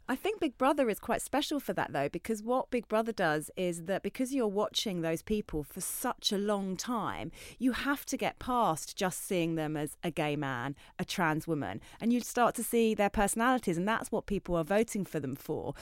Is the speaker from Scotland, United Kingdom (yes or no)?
no; Essex, East of England, United Kingdom; I grew up in Essex